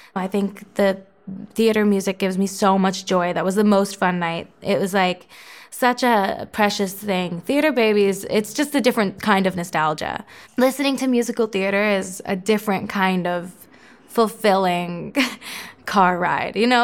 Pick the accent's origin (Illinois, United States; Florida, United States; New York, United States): Florida, United States; the Panthers, my hometown, Florida's hockey team